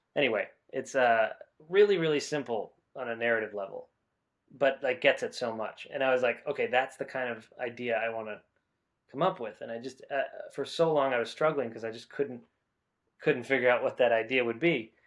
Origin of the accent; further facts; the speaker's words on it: New Hampshire, United States; moved away as an adult; now in Los Angeles, United States; I'm from the United States, uh, specifically New Hampshire, uh, which is part of the Northeast region of the country. Um, I grew up in a small town, a small suburb of Boston